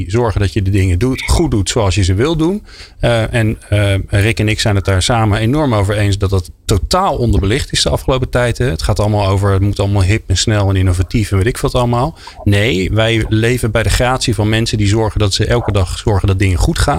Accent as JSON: {"language": "Dutch", "town": "Zoetermeer", "region": "South Holland", "country": "Netherlands", "said": "Ik kwam uit Zoetermeer. Ik moest 10 kilometer fietsen."}